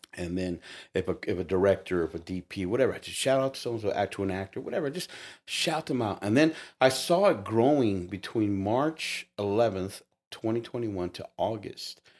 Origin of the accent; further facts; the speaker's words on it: United States; I'm Mexican American, so I'm Chicano